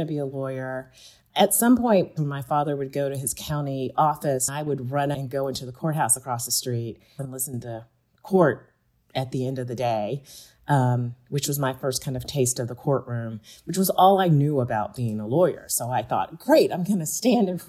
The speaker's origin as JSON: {"language": "English", "town": "Greenville", "region": "Georgia", "country": "United States", "tie": "born or raised there", "moved": "yes", "lives_now": "Pittsburgh, United States", "said": "I grew up in rural Georgia, a small town called Greenville, Georgia, which is an hour south of Atlanta"}